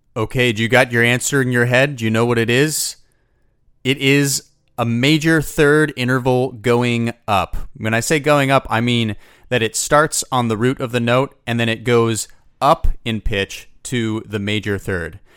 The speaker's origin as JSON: {"language": "English", "country": "United States", "said": "I'm from the United States"}